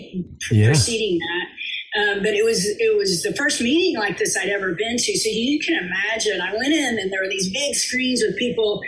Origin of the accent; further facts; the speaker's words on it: Austin, Texas, United States; also born or lived in New York City; I'm from Texas. I'm a native Austinite